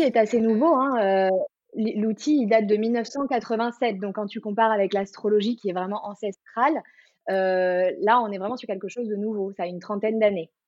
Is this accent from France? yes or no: yes; Marseille, Provence-Alpes-Côte d'Azur, France; moved away as an adult; now in Paris, France; je suis originaire de Marseille et je vis à Paris depuis euh, un peu plus de 10 ans